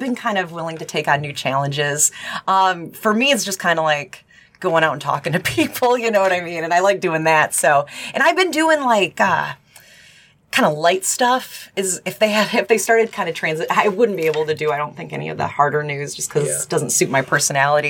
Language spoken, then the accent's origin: English; Upper Peninsula of Michigan, United States; moved away as an adult; also born or lived in Traverse City, Michigan; now in Cincinnati, United States; I'm originally from Michigan. I'm from the Upper Peninsula of Michigan